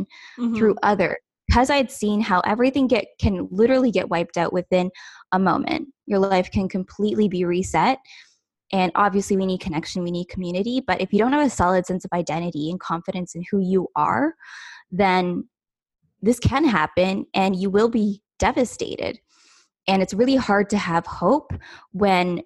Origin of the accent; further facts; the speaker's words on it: Ontario, Canada; I'm from Ontario, Canada